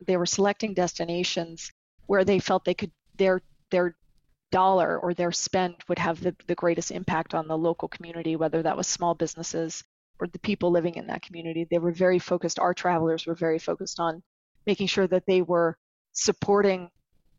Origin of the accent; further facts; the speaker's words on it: New York City, New York, United States; as a New Yorker